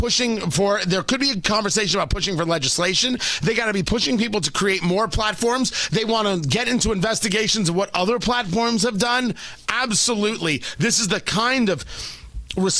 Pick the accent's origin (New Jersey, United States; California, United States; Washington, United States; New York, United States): New Jersey, United States; I grew up in Jersey.